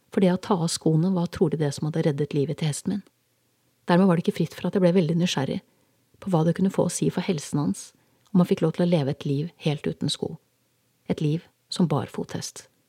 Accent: Norway; moved away; Jeg var hjemme i Norge for godt

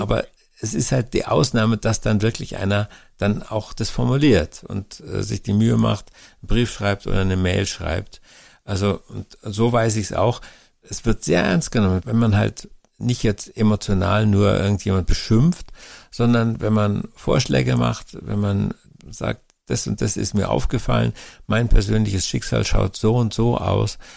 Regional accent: Germany; bei uns in Deutschland

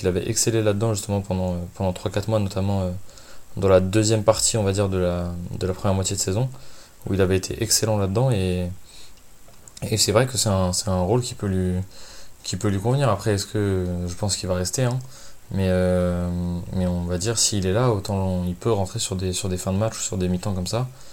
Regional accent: Lyon, Auvergne-Rhône-Alpes, France; en tant que lyonnais j'ai un peu baigné dedans forcément par la culture de la ville

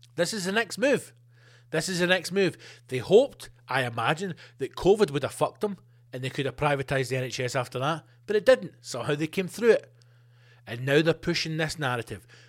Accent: Scotland, United Kingdom; being Scottish and in Scotland

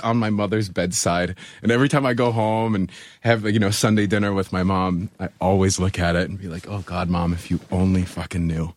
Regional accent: Buffalo, New York, United States; I'm from Buffalo. I have black snow running through my veins

